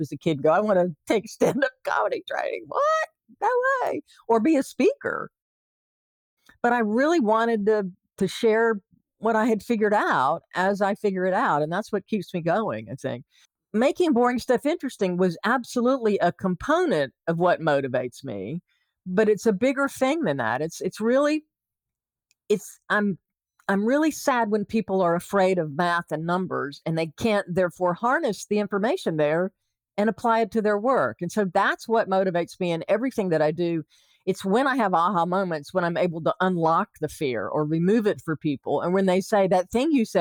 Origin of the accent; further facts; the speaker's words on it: the South, United States; now in California, United States; I might be a Southerner in California